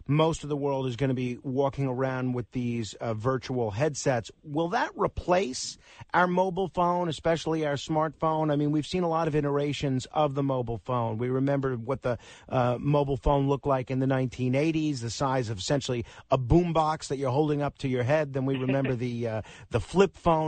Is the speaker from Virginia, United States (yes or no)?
no; New York City, New York, United States; Staten Island, which is my hometown. It's one of the boroughs here in New York City